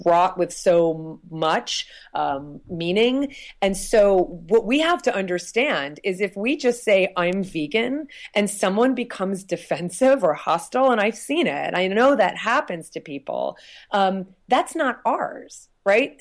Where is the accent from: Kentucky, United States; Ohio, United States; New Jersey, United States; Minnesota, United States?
New Jersey, United States; moved away; I'm from New Jersey originally